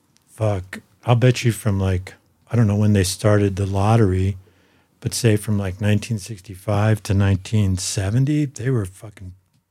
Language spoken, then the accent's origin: English; Boulder, Colorado, United States; I grew up in Boulder.